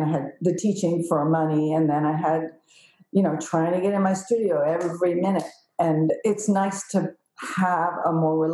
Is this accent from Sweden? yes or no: no; San Francisco Peninsula, California, United States; also born or lived in Santa Cruz, California / Ithaca, New York / Rome, Italy; I was born in San Francisco and grew up on the peninsula